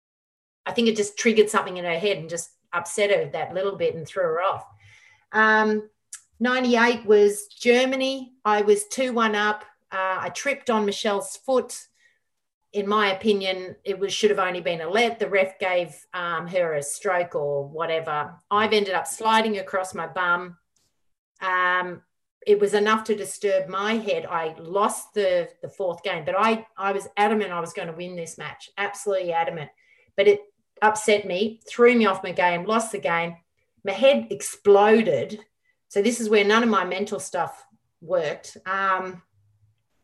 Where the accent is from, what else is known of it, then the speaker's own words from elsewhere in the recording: Melbourne, Victoria, Australia; Melbourne's my hometown